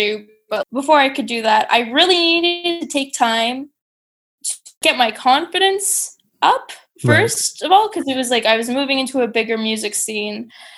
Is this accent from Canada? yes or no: yes; Sarnia, Ontario, Canada; also born or lived in Toronto / British Columbia; now in Montreal, Canada; from Sarnia, Ontario, okay. Originally. I lived in Toronto before I moved to BC, which is where I lived before I moved to Montreal.